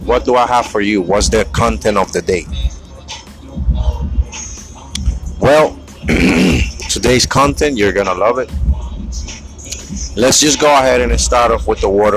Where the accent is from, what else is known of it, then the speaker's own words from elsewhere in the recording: New York, United States; I'm in New York. I'm from New York